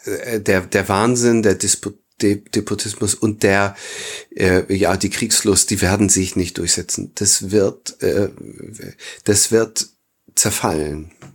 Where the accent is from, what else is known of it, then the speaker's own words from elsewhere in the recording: Northern Germany, Germany; bei uns im Norden